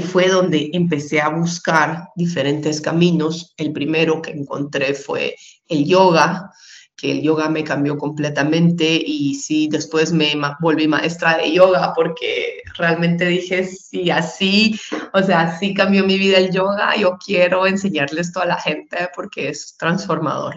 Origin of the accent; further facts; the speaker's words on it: Guatemala; en Guatemala, que es donde vivo y de donde soy, eh, donde nací, y he vivido la mayor parte de mi vida